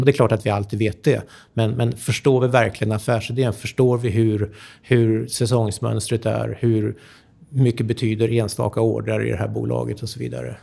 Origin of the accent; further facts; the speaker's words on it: Sweden; also born or lived in United States; som svensk